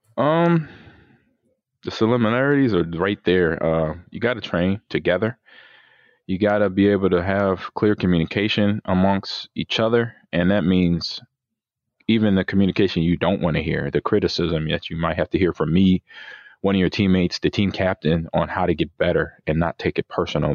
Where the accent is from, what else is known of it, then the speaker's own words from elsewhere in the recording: Omaha, Nebraska, United States; moved away; Omaha, Nebraska, my hometown